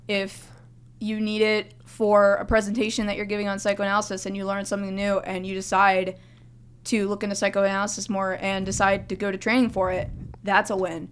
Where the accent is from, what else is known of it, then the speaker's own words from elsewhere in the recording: Florida, United States; I was raised in Florida